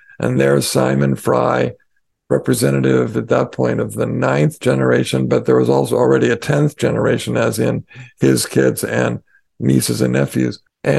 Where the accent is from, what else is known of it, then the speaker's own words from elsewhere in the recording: Colorado, United States; moved away; I grew up in Colorado.